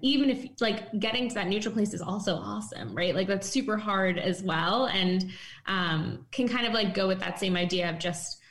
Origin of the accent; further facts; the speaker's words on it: East Coast, United States; moved away as an adult; now in San Francisco, United States; I'm from the East Coast, but then moved recently